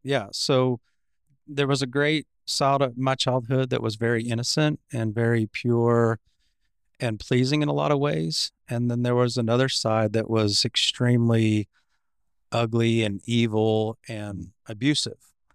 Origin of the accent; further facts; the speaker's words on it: Fort Worth, Texas, United States; I was born in Fort Worth, Texas, Cowtown